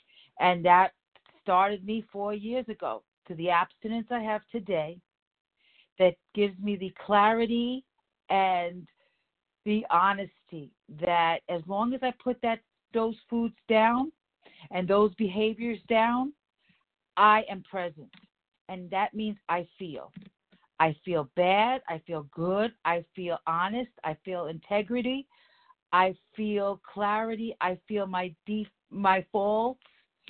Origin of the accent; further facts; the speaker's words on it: New York City, New York, United States; from the Bronx, plain and simple.